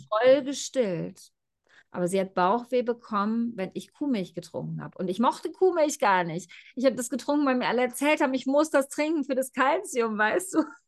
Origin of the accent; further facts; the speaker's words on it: Germany; moved away; ich bin ja auch in Deutschland groß geworden.